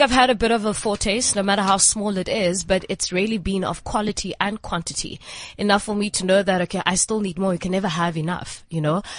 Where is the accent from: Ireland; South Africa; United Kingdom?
South Africa; East London, Eastern Cape; moved away as an adult; also born or lived in Port Elizabeth; now in Johannesburg, South Africa; I'm from East London, born and bred in East London.